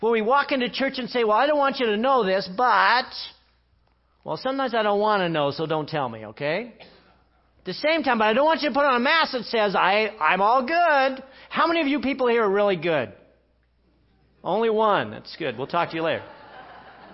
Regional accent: England, United Kingdom; I'm English

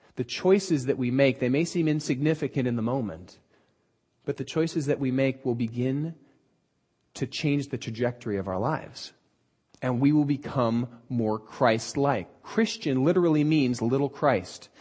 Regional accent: Southern California, United States; we're from Southern California and aren't used to any sort of weather that doesn't involve sandals

